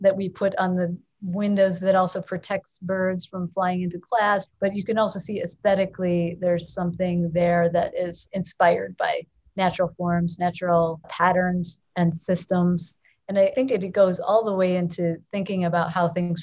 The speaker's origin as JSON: {"language": "English", "town": "Chicago", "region": "Illinois", "country": "United States", "tie": "born or raised there", "said": "it's my hometown"}